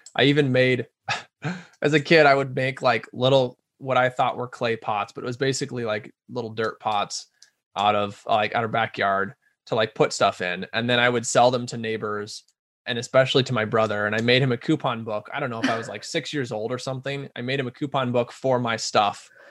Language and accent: English; Omaha, Nebraska, United States; now in Rochester, United States; I'm from Omaha, Nebraska originally, which is a little larger town